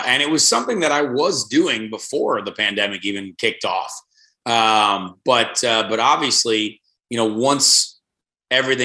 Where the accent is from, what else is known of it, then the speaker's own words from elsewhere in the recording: Indiana, United States; I am the only, born and raised kid from Indiana